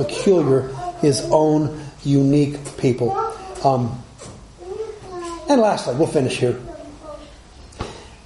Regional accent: Alabama, United States; When I was growing up in Alabama

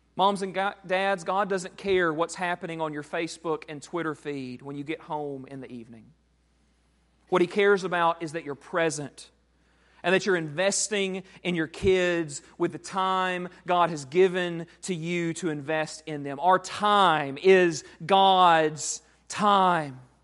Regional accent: United States; we, as American Christians

